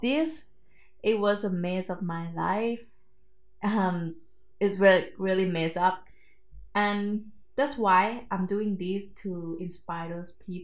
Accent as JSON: {"language": "English", "country": "Thailand", "also_born_or_lived": "Bangkok", "said": "I'm from Thailand, everyone. That's my secret actually. And actually I came from countryside of Thailand"}